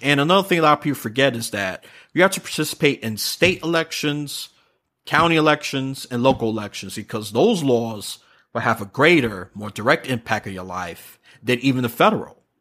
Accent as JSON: {"language": "English", "town": "New York City", "region": "New York", "country": "United States", "tie": "born or raised there", "moved": "yes", "said": "that city, which I'm born and from"}